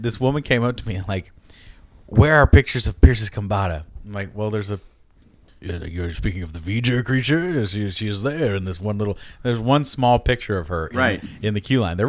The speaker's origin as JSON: {"language": "English", "region": "Kentucky", "country": "United States", "tie": "born or raised there", "said": "I grew up in Kentucky."}